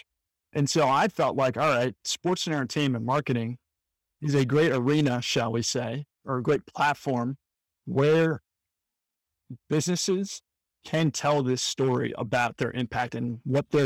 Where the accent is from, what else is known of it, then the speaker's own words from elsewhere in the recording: Washington, District of Columbia, United States; I was working at a company called EverFi in my hometown of Washington, D.C.